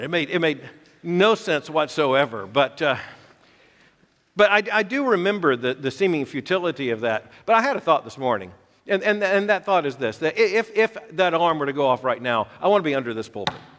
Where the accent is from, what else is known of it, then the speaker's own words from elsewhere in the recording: Florida, United States; I was a, a boy growing up in Florida during the height of the Cold War